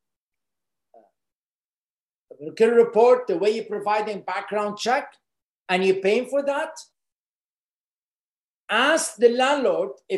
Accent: Lebanon; moved away as an adult; I was born in Lebanon, and I grew up in Lebanon till the age of early 20s, but I was a refugee in Lebanon.

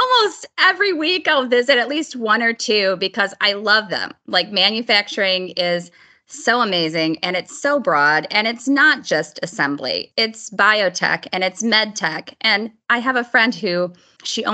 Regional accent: Lansing, Michigan, United States; I grew up in Lansing and attended school in Lansing.

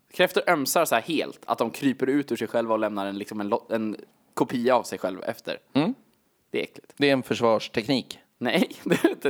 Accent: Gnesta, Södermanland, Sweden; där vi har växt upp

